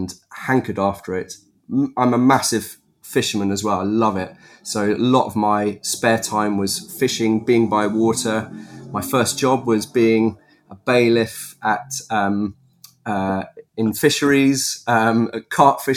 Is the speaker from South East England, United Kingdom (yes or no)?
yes; Epsom, South East England, United Kingdom; I was born in Epsom in Surrey.